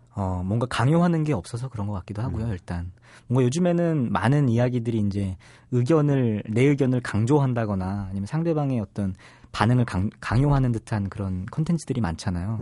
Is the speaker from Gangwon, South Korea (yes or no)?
no; Seoul, South Korea; 제가 나고 자란 곳이니까